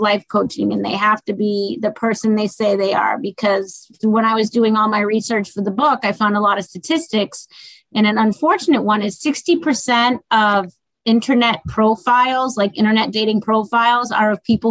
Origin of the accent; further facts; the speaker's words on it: Boston, Massachusetts, United States; I'm from Boston. We're hardcore girls